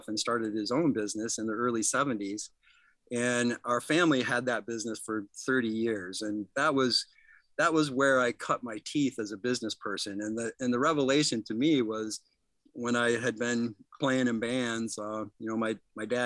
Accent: Midland, Michigan, United States; I'm a hometown boy. I was born here in Midland. My father was in business on Main Street when I was a young lad, so I kind of grew up downtown

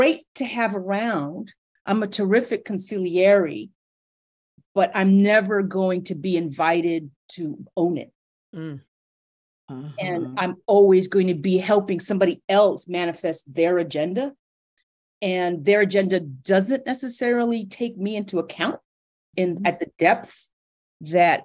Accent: New York City, New York, United States; my family is from the Caribbean, and I'm first generation American, and I grew up in New York City in the 70s and 80s

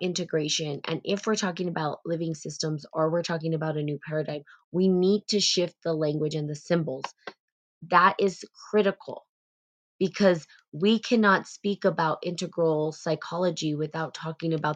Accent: United States; there is sort of this privilege that we carry as Americans

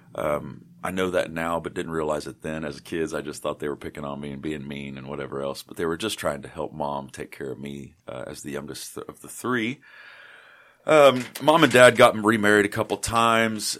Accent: Eastern Kentucky, United States; also born or lived in Batesville, Indiana / Morehead, Kentucky / Richmond, Kentucky; I'm from Eastern Kentucky

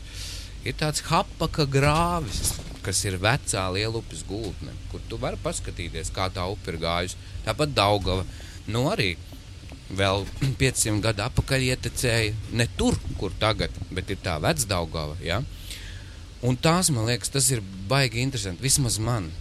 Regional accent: Smiltene, Smiltene Municipality, Latvia; now in Riga, Latvia; mana dzimtā pilsēta, kur es aizvien braucu, tā ir smiltene

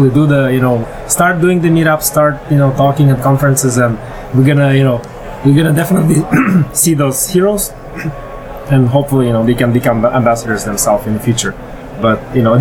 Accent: Ufa, Bashkortostan, Russia; now in Montreal, Canada; Yeah, I'm from UFA.

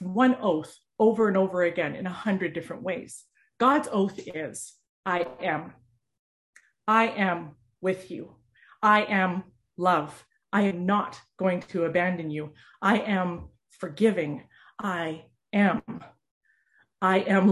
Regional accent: Canada; as a Canadian

